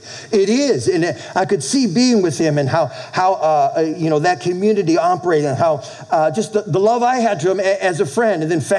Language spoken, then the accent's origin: English; New England, United States; as a kid growing up in New England